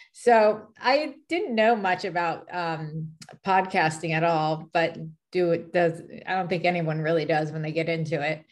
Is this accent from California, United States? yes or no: yes; California, United States; now in Dallas, United States; I'm originally from California